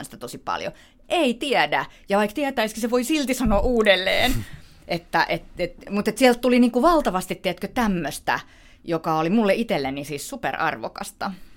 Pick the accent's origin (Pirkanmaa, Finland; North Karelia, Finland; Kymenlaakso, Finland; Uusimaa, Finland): Uusimaa, Finland; Helsinki; mä oon helsinkiläinen